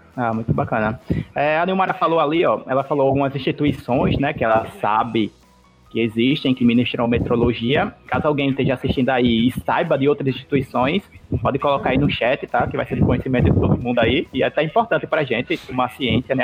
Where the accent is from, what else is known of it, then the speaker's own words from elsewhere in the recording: Alagoas, Brazil; eu aqui que sou de Alagoas